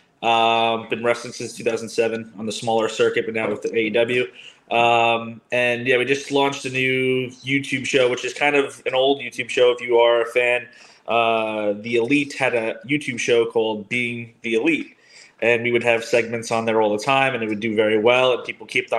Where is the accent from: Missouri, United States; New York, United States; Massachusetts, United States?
New York, United States; Wantagh; now in Massapequa, United States; Long Islander, been a Giants fan since I was raised in Wantagh.